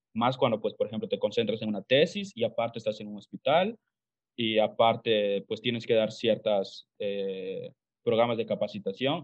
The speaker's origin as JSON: {"language": "Spanish", "town": "Calkiní", "region": "Campeche", "country": "Mexico", "said": "yo soy de Calquiní, Campeche, para los que no sepan, es una ciudad a una hora más o menos de la ciudad de Mérida."}